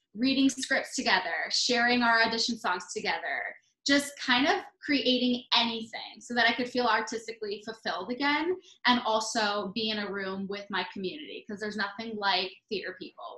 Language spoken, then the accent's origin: English; Michigan, United States; moved away; growing up in Michigan